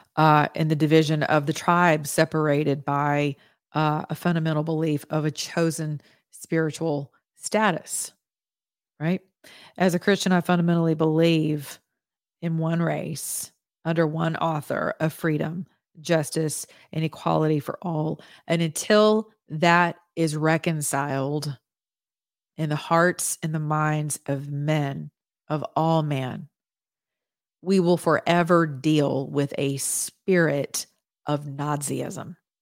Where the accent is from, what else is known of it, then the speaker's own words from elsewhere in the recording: United States; as an American citizen